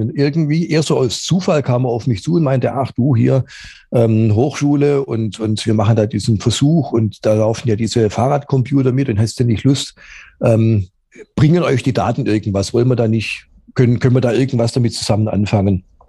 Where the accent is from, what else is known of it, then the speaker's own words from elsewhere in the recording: Stuttgart, Baden-Württemberg, Germany; ich bin aufgewachsen in Stuttgart.